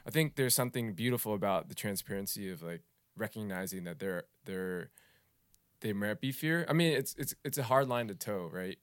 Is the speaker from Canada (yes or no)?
no; United States; my culture as a Vietnamese American